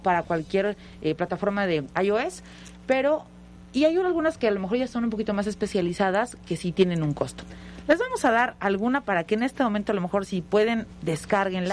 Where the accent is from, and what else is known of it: Mexico